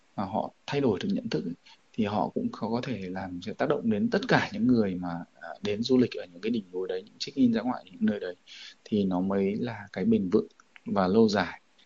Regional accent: Vietnam; ở ngay quê hương mình

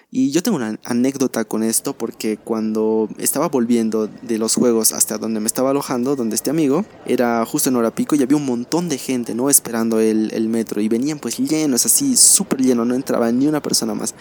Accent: La Paz, Bolivia; soy aquí de La Paz y hace frío

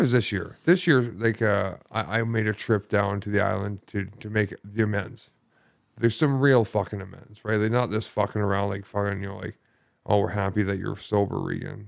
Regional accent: Sidney, British Columbia, Canada; I grew up in, uh, lovely Sydney, British Columbia.

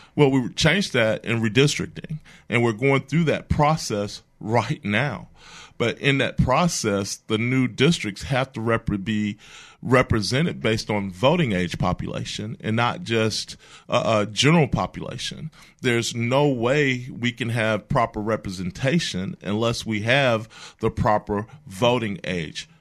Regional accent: Mobile, Alabama, United States; I'm from Mobile, a lifelong resident. Uh, grew up down the bay

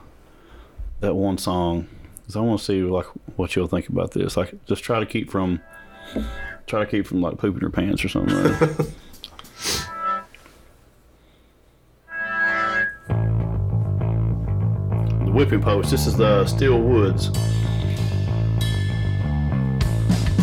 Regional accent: East Kentucky, United States; growing up in East Kentucky

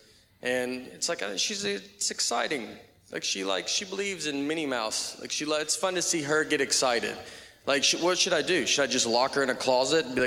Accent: Nashville, Tennessee, United States; I'm from Nashville, Tennessee

